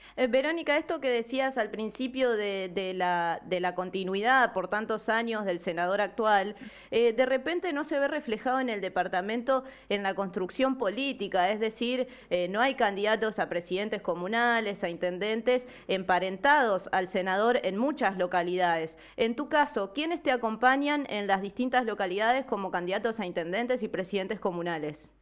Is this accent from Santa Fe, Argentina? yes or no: yes; San Jerónimo Norte, Santa Fe, Argentina; yo soy de San Jerónimo Norte